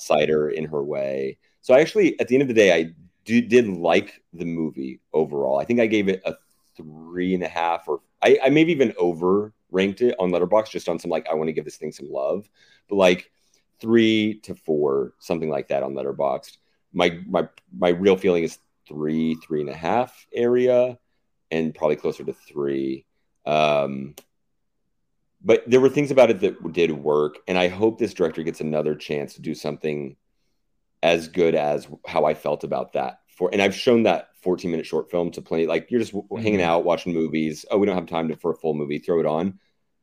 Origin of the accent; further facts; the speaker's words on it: the Bible Belt, United States; moved away; growing up in the Bible Belt